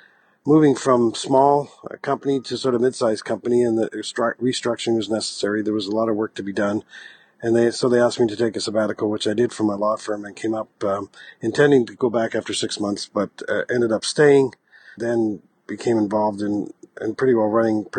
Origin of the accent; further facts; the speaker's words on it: Halifax, Nova Scotia, Canada; I'm a Maritimer. I grew up in Atlanta, Canada, and actually in the Halifax-Dartmouth area